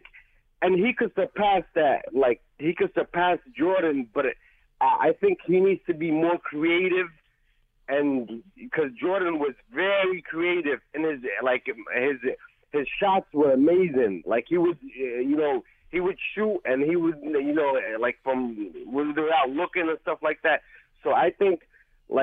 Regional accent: Yemen; now in New York City, United States; I'm from Yemen. I live in New York City.

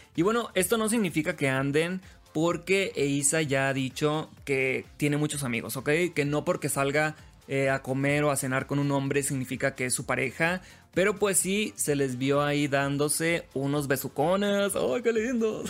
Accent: Los Mochis, Sinaloa, Mexico; now in Mexico City, Mexico; Yo soy de los Mochis Sinaloa

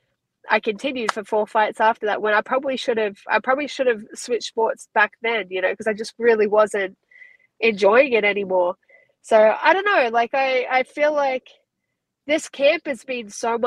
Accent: Australia; accent: Aussie; moved away as an adult; now in United States; my Aussie accent.

